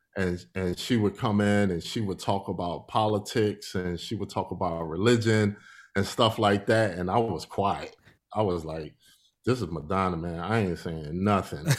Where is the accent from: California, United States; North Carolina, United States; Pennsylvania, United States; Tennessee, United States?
Pennsylvania, United States; Philadelphia; I'm from Philadelphia, Pennsylvania. I grew up there.